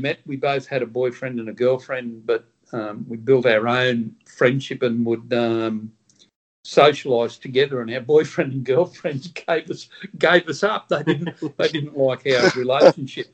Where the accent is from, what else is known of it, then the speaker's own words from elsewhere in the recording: Griffith, New South Wales, Australia; moved away as an adult; also born or lived in Sydney, Australia; now in Northern Territory, Australia; I'm a New South Wales boy. I was born in Griffith.